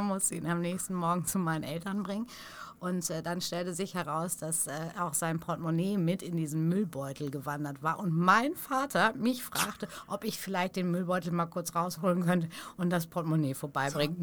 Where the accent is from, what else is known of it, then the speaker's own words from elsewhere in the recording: Stukenbrock, North Rhine-Westphalia, Germany; now in Hamburg, Germany; da, wo ich groß geworden bin, zwischen Paderborn und Bielefeld, also genau in Stukenbrock